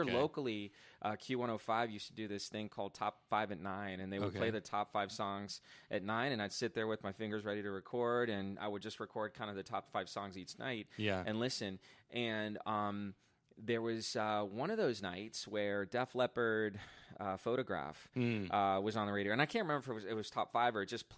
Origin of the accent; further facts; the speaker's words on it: Bogotá, Colombia; born there; Okay, so I was born in Bogota, Colombia, so